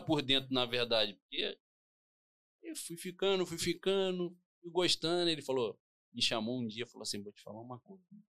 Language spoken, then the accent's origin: Portuguese; Rio de Janeiro, Brazil; Nascido e criado na Vila Kennedy